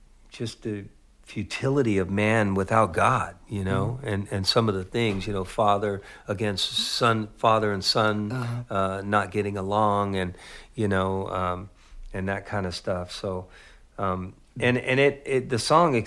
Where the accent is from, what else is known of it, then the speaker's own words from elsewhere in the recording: San Jose, California, United States; I grew up in East San Jose